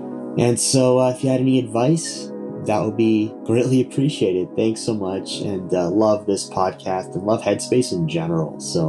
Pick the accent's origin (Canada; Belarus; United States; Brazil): Canada; Ontario; I'm from Ontario, Canada.